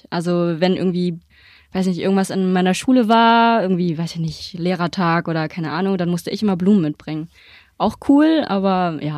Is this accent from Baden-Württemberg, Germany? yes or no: no; Berlin, Germany; ich bin aus Berlin